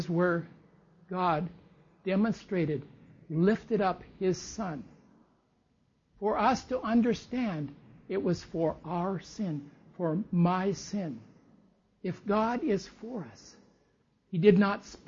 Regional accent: United States; I'm an American

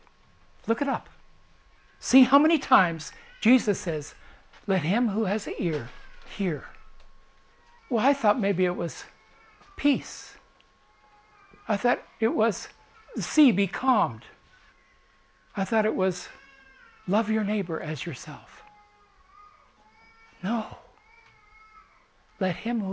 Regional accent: United States; as an American

